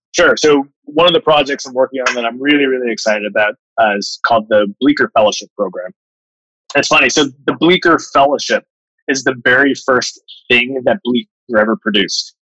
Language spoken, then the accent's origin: English; Bermuda; moved away as an adult; also born or lived in Manhattan; I grew up in Bermuda.